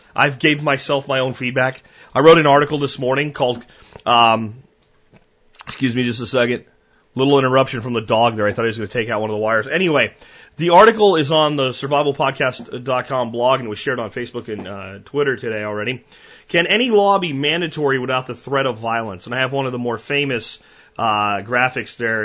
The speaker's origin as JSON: {"language": "English", "region": "Pennsylvania mountains", "country": "United States", "tie": "born or raised there", "also_born_or_lived": "Florida", "moved": "yes", "said": "I grew up in the Pennsylvania mountains"}